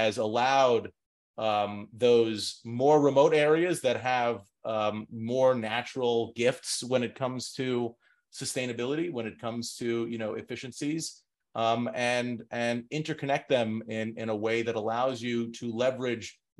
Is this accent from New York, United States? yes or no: yes; New York City, New York, United States; moved away as an adult; now in New Jersey, United States; I'm a New Yorker through and through